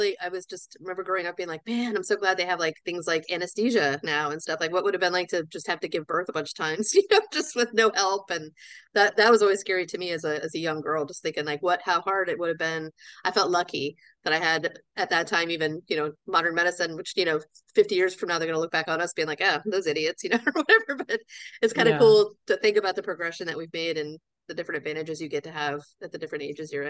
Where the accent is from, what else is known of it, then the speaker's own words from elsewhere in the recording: Florida, United States; now in Frederick, United States; I grew up in South Florida. So to go anywhere, we went through Atlanta, because, you know, I growing up thought, oh, everyone flies through Atlanta because that's what you do.